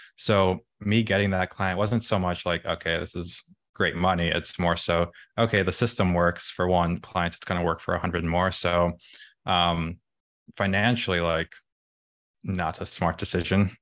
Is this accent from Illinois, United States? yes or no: yes; Chicago, Illinois, United States; I was born in the city, grew up in the suburbs, went to college in Illinois, um, and then moved back to the city